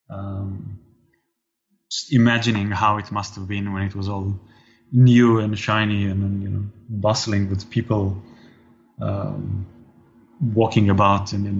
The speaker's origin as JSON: {"language": "English", "country": "Israel", "tie": "born or raised there", "said": "growing up in Israel"}